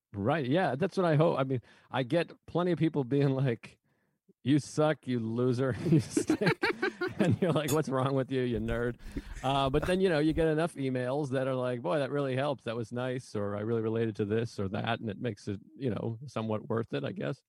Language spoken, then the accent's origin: English; Massachusetts, United States; now in New York, United States; I was just born there. I, at least I'm from there